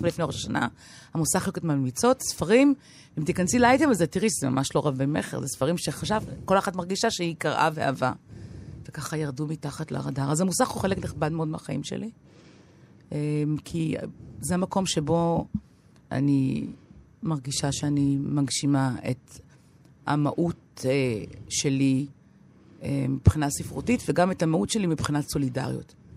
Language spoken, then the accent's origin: Hebrew; Tel Aviv, Tel Aviv District, Israel; moved away as an adult; also born or lived in Paris, France; נולדתי בתל אביב, גדלתי בתל אביב